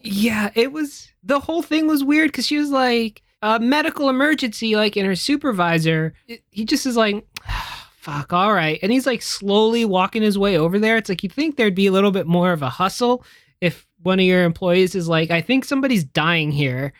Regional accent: United States; as an American

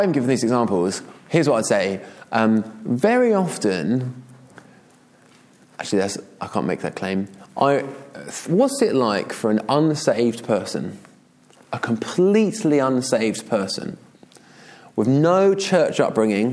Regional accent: Surrey, South East England, United Kingdom; moved away as an adult; now in Brighton, United Kingdom; Where I grew up in Surrey

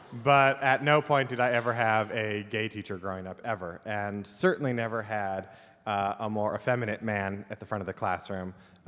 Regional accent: Inland Empire, Southern California, United States; I grew up in Southern California from the IE.

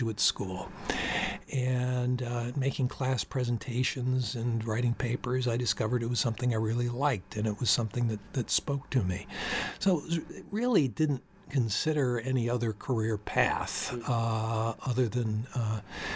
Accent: New York, United States; my very first job in my home state

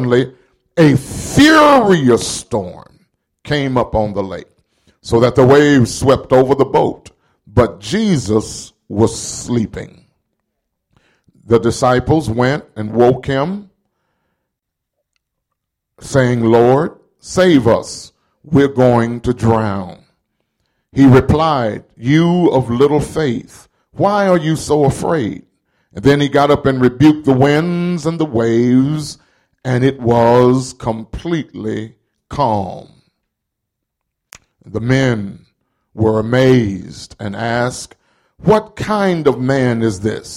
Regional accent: the South, United States; growing up in the South

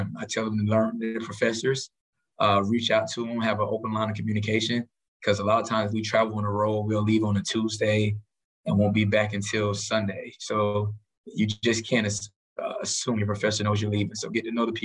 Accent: Miami, Florida, United States; moved away as an adult; now in Kansas City, United States; I'm originally from Miami, Florida

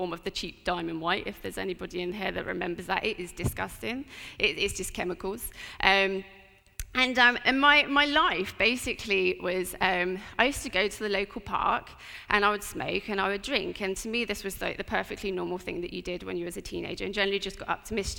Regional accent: Portsmouth, South East England, United Kingdom; I grew up in Portsmouth

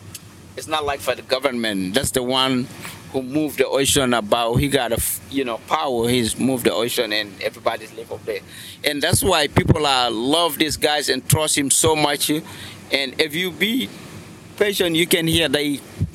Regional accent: Saint-Louis, Senegal; now in Dakar, Senegal; Yeah, I mean, Saint Louis is a quiet.

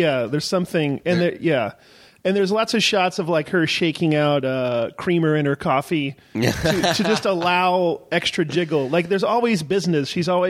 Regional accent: the South, Southern United States, United States; I am a Southerner.

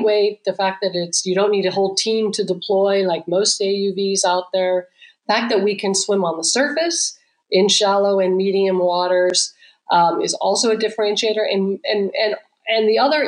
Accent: California, United States; moved away; also born or lived in Israel; I'm originally from California.

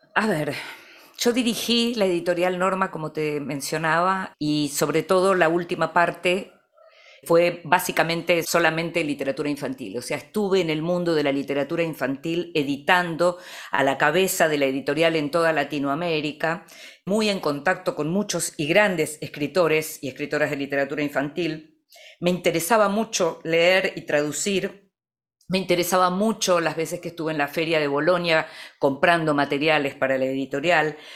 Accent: Argentina; que puedo tener yo como argentina

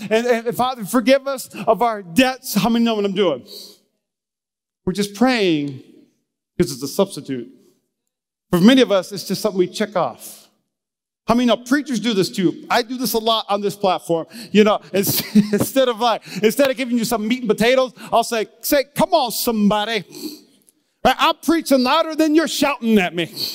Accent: North Dakota, United States; I'm from the Midwest. I'm from North Dakota

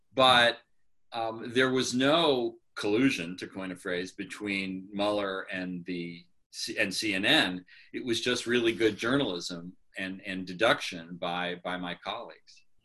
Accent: New York, United States; I'm a New Yorker

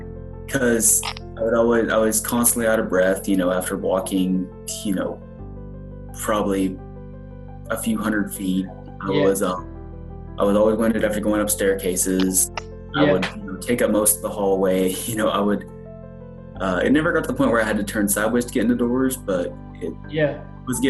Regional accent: Texas, United States; moved away as an adult; now in North Carolina, United States; I was moving from Texas, which is where I'm originally from, to North Carolina

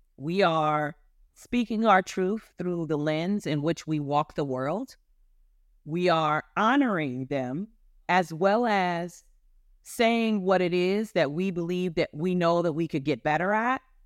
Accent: Ohio, United States; Growing up in Ohio, in a time where, honestly, being Black was a danger I had never not known

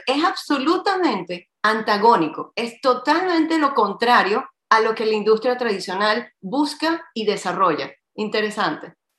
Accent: Havana, Cuba; Yo nací en La Habana, Cuba, soy hija cubana y de padre chileno

